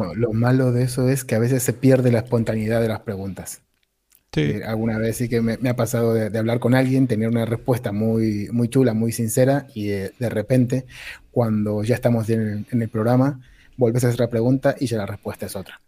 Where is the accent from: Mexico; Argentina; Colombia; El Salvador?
Argentina; now in Spain; soy argentino, llevo muchos años en España